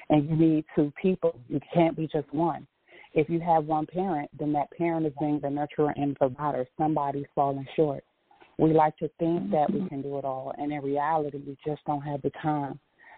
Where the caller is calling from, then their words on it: Washington, District of Columbia, United States; I'm calling from the District of Columbia metropolitan area.